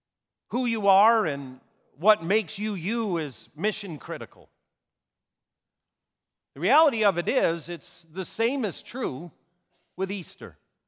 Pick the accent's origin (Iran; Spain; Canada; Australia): Canada; Vancouver, British Columbia; born there; I was born in Vancouver, British Columbia is where I was born.